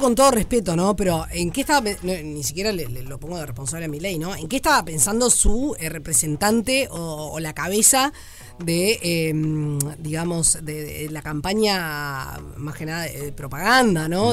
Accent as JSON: {"language": "Spanish", "country": "Uruguay", "said": "Si somos uruguayos"}